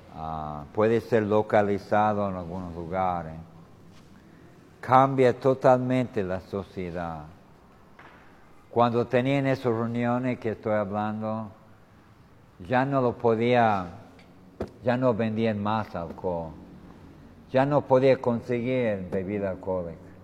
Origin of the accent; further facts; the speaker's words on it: United States; Spanish is a second language; moved away as an adult; now in Tucumán, Argentina; yo vengo de los Estados Unidos